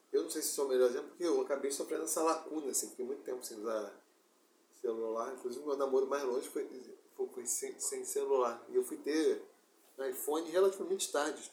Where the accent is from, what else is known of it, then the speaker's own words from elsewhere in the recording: Rio de Janeiro, Brazil; also born or lived in Seropédica / Botafogo; a casa onde eu me criei em Campo Grande, onde eu morei nos meus quatro, até meus 17